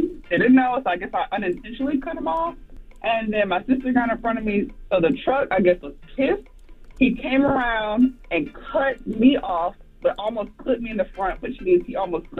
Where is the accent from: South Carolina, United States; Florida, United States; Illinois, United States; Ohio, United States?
South Carolina, United States; Florence; Okay, so for reference, I'm from South Carolina.